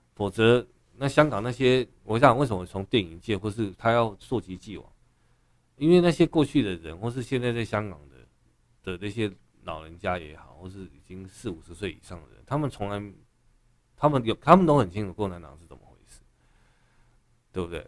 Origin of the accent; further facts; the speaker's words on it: Taiwan; 我们台湾人